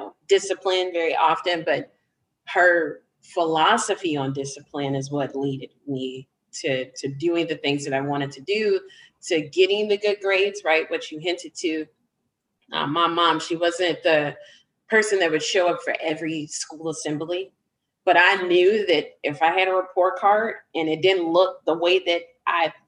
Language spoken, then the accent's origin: English; Chicago, Illinois, United States; I grew up on the south side of the city.